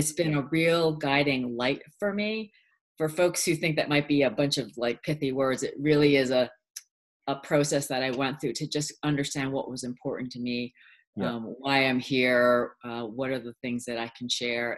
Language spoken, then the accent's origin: English; United States; English is a second language; I was pretty much terrified as a kid in the States.